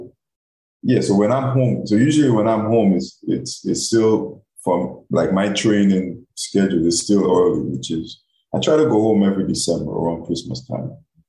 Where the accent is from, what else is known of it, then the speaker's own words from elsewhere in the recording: Guam; moved away as an adult; also born or lived in Alabama; when I'm in my hometown, when I'm in Guam, you know, when I go home